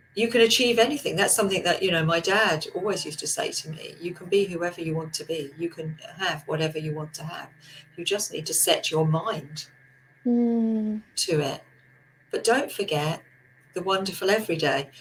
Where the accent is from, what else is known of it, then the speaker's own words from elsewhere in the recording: England, United Kingdom; we're so good at queuing as English people